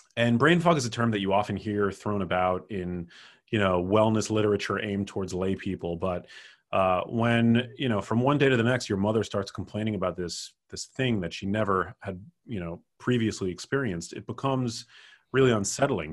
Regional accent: New York City, New York, United States; I grew up in New York City, which is where my mom lives

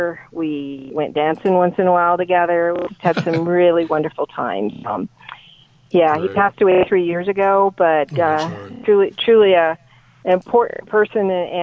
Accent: Encampment, Wyoming, United States; my hometown of Encampment, Wyoming

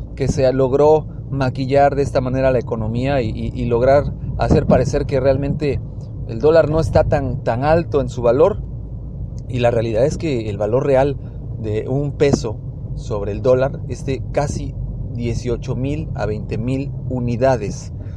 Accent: Mexico; como mexicanos

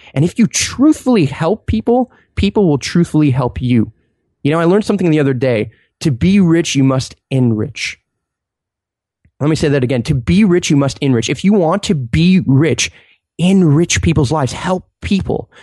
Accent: Montreal, Quebec, Canada; I'm from Montreal and it's really cold in the winter

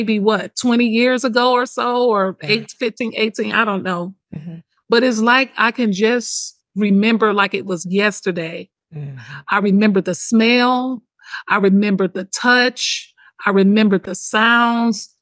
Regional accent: Detroit, Michigan, United States; I'm from Detroit. I'm from the hood.

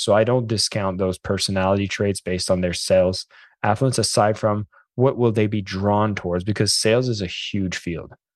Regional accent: Canada; I'm French Canadian

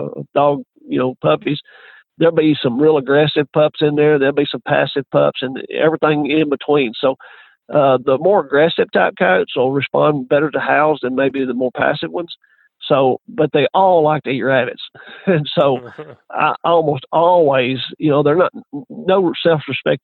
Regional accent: Texas, United States; I grew up here in Texas

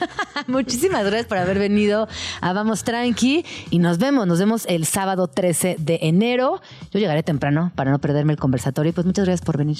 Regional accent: Mexico; lo que somos aquí en México

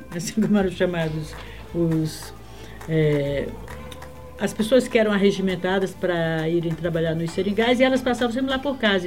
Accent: Acre, Brazil; moved away; also born or lived in Rio Branco / Feijó / Ceará; eu nasci no Acre

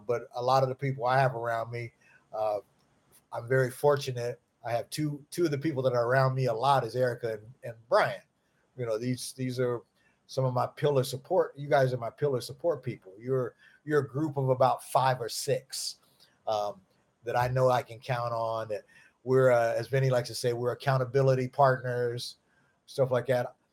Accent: Lincoln Heights, Ohio, United States; I'm from Lincoln Heights, Ohio, a little podunk town in Ohio

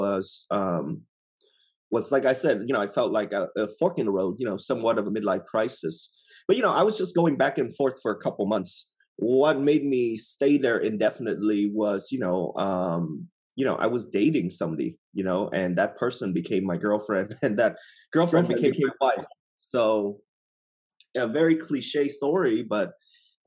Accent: Costa Mesa, California, United States; moved away; also born or lived in Vietnam / Brea, California / Saigon, Vietnam; I grew up in Orange County, Costa Mesa area, and then I moved to Brea.

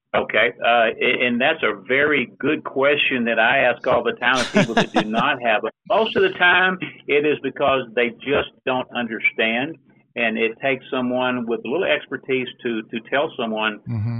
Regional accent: Dallas, Texas, United States; I was born and raised in Dallas, Texas

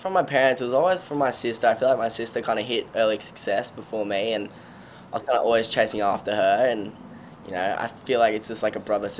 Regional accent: Gold Coast, Queensland, Australia; I'm 18 years old. I'm from Gold Coast, Australia.

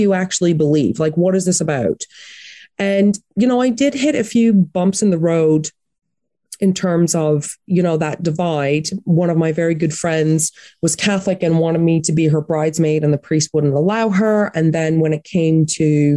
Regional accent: Atlantic Canada, Canada; now in United Kingdom; I grew up in Atlantic Canada

